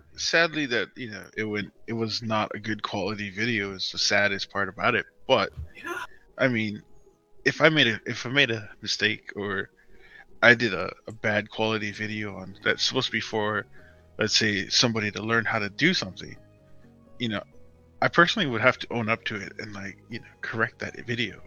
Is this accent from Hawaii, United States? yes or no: yes; Hawaii, United States; moved away; I'm originally from Hawaii.